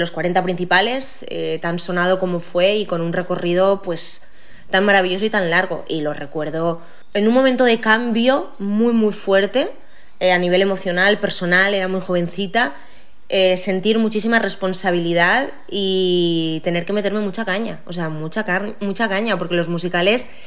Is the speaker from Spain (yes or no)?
yes; Valencia, Valencian Community, Spain; yo venía de, ya haber trabajado bastante en mi tierra, he tenido la suerte de que a mí Valencia, pues, eh, a nivel profesional, pues me ha dado muchísimas, muchísimas alegrías.